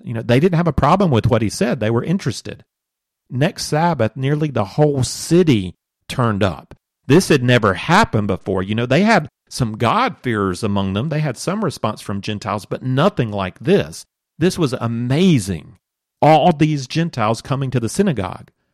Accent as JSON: {"language": "English", "country": "United States", "said": "as an American working cross culturally"}